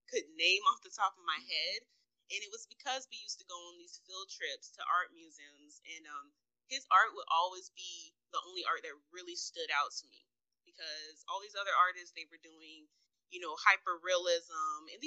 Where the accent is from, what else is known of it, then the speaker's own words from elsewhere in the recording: Jacksonville, Florida, United States; Um, I'm from Jacksonville, Florida